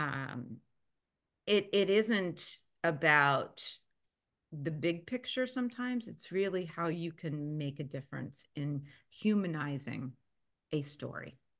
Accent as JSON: {"language": "English", "town": "Philadelphia", "region": "Pennsylvania", "country": "United States", "tie": "born or raised there", "moved": "yes", "said": "growing up in Philadelphia"}